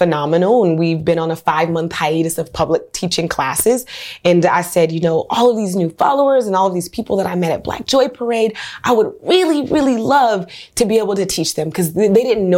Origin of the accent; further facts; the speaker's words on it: Oakland, California, United States; also born or lived in New Orleans; I'm from Oakland, California, West Oakland